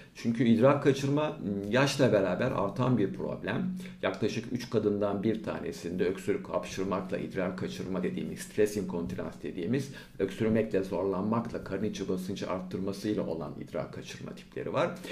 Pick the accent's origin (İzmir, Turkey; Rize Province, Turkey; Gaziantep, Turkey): İzmir, Turkey; also born or lived in Aydın; Ben İzmir doğumluyum. İlk orta lise e, eğitimlerimi İzmir'de yaptım.